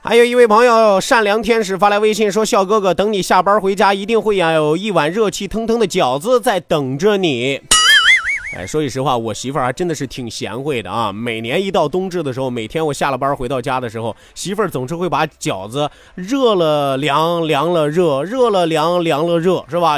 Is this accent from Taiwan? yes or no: no; China; 作为一个中国人，作为一个堂堂正正的中国人